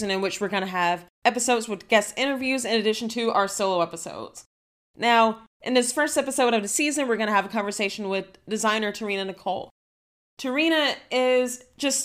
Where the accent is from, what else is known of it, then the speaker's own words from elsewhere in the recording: suburbs of Atlanta, Georgia, United States; I grew up in the suburbs of Atlanta, like 35 miles east of the city